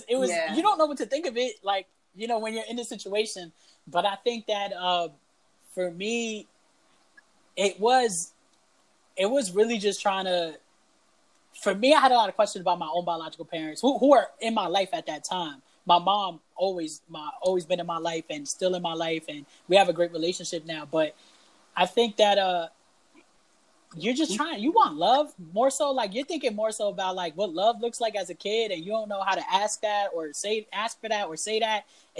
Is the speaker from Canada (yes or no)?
yes; Canada; oh, I don't speak Spanish because I grew up in Canada?